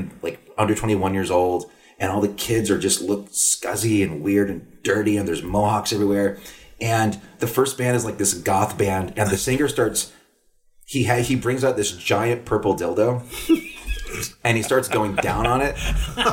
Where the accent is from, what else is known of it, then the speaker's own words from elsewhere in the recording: Corpus Christi, Texas, United States; now in Chicago, United States; when I was a kid, growing up in South Texas